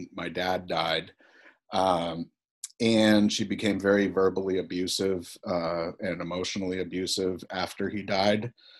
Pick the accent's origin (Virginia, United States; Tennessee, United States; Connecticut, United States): Connecticut, United States; I grew up in Connecticut, and you know, my father was 25.